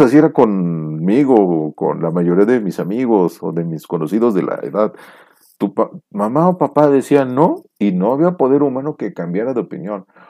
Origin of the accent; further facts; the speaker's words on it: Mexico; como mexicano